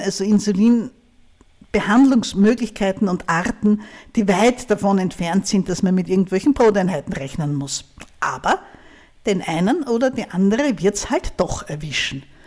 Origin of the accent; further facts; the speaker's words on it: Styria, Austria; Aber ich komme aus der Steiermark. Das ist ein Bundesland eher im Süden von Österreich